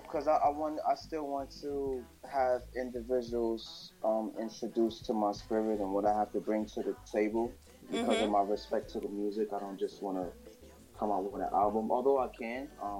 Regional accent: New York City, New York, United States; my hometown, Crown Heights, Brooklyn, New York. That's where I grew up at. You know what I mean? As they would say, a foreign youth.

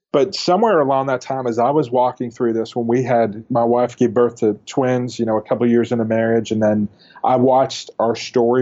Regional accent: Northeast, United States; now in Dallas, United States; I grew up in the Northeast

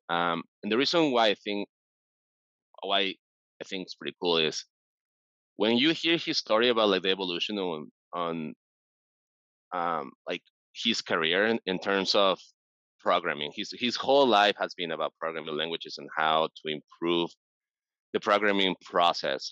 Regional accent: Mexico City, Mexico; now in San Francisco, United States; I'm originally from Mexico City

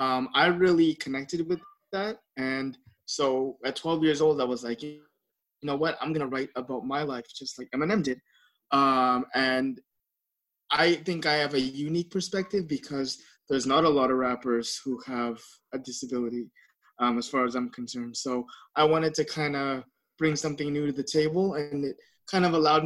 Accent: Philippines; because I'm Filipino, we have a lot of parties

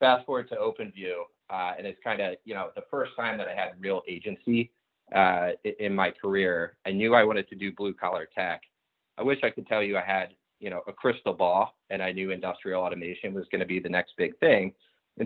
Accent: outside of Philadelphia, Pennsylvania, United States; Growing up outside of Philadelphia

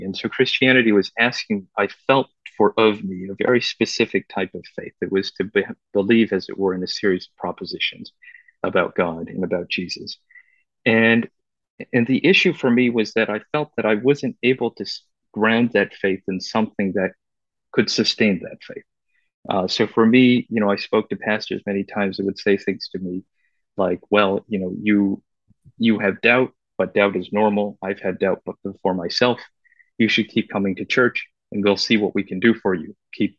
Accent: Vancouver, British Columbia, Canada; moved away; also born or lived in Beijing, China / China; I was born actually in Beijing. My parents immigrated to Vancouver when I was very young.

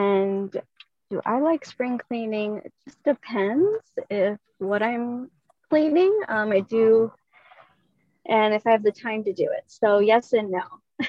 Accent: Scottsdale, Arizona, United States; now in Los Angeles, United States; I'm originally from actually Scottsdale, Arizona, but now I live in Los Angeles, California.

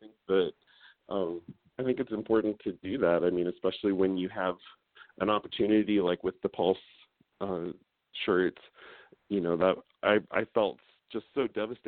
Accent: Columbus, Ohio, United States; moved away as an adult; My husband and I both lived in Ohio our whole lives. I'm from Columbus

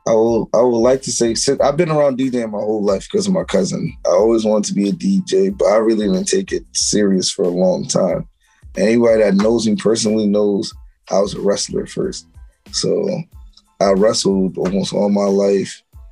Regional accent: Connecticut, United States; I'm from Connecticut. Everybody know I love Connecticut to the ground, so nowhere else but Connecticut. That's where I'm from.

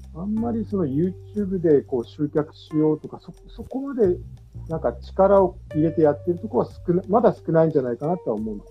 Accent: Kurume, Fukuoka, Japan; 僕一応、久留米が地元で、地元ではある

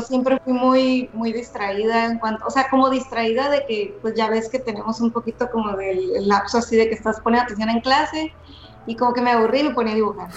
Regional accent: Ensenada, Baja California, Mexico; Soy de Ensenada, California y me, y me tocó estudiar aquí

